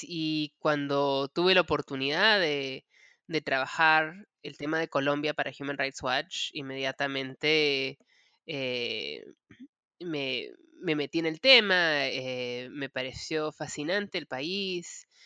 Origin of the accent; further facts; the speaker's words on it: Peru; moved away as an adult; now in United States; soy peruana. Yo me crié en el Perú, em, me mudé a los Estados Unidos a los 20 años